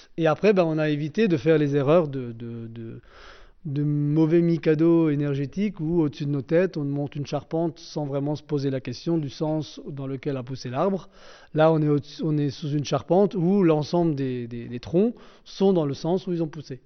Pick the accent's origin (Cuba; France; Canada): France; Alsace; on est combien d'Alsaciens